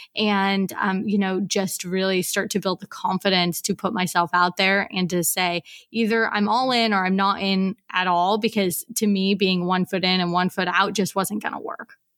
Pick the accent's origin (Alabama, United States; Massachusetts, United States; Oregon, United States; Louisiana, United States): Oregon, United States; Portland; moved away as an adult; now in Mauritius; I am from Portland, Oregon, although I actually haven't lived at home in about ten years